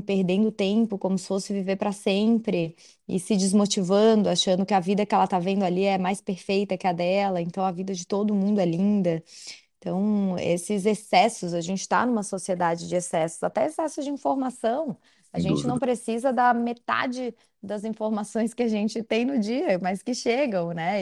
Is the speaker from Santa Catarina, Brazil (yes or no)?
yes; Florianópolis, Santa Catarina, Brazil; eu sou de Santa Catarina, sou de Floripa